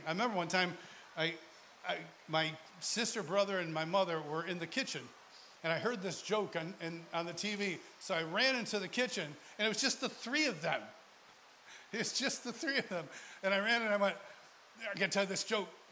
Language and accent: English; Rochester, New York, United States; moved away; I'm originally from Rochester, New York